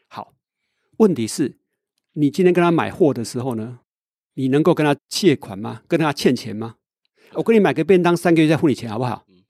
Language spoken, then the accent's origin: Chinese; Taiwan; 我是一个台湾人呢，我不是美国人